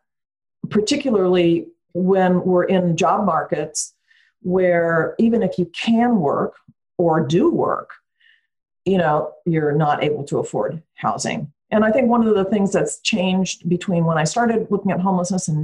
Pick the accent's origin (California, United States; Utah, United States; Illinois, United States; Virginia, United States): California, United States; Bay Area; I grew up in the Bay Area